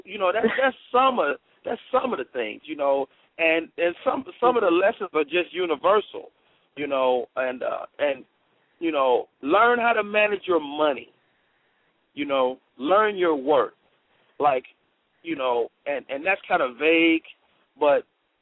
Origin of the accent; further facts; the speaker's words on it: Chicago, Illinois, United States; I'm from Chicago, so I'm real big on house music